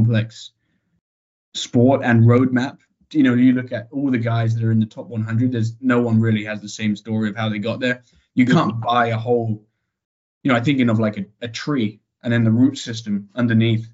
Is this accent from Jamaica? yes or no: no; United Kingdom; being a Brit